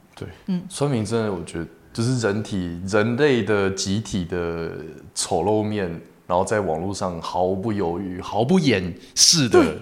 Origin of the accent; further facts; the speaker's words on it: Taipei, Taiwan; now in Kaohsiung, Taiwan; 那台北人嘛